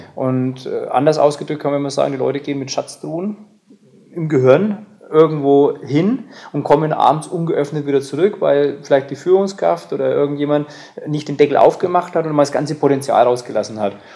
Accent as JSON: {"language": "German", "country": "Germany", "said": "bei uns in Deutschland"}